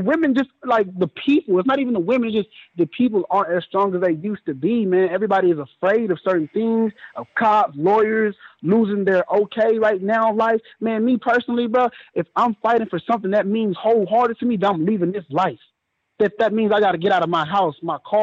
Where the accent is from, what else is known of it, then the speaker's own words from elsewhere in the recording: Dallas, Texas, United States; I'm from the Triple D, man. Oak Cliff America